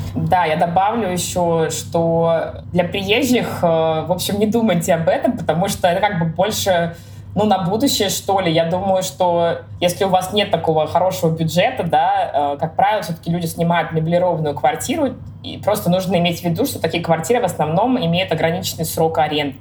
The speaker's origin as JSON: {"language": "Russian", "town": "Kaliningrad", "region": "Kaliningrad Oblast", "country": "Russia", "moved": "yes", "lives_now": "Berlin, Germany", "said": "я из Калининграда"}